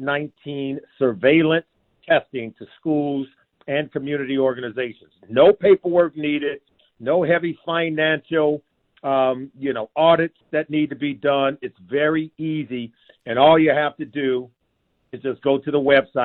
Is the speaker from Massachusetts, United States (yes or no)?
no; Indianapolis, Indiana, United States; I am from Indy